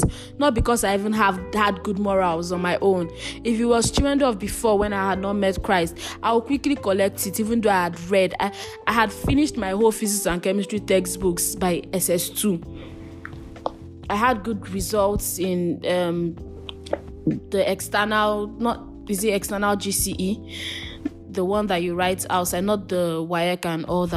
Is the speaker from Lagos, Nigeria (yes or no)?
no; Calabar, Cross River, Nigeria; I grew up in Calabar